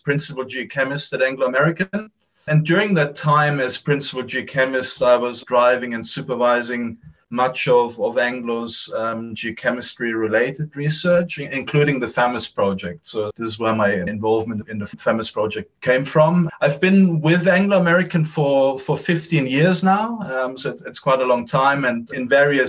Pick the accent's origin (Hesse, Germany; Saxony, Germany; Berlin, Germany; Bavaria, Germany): Bavaria, Germany; Munich; moved away; originally I'm from Germany, from Munich in Germany.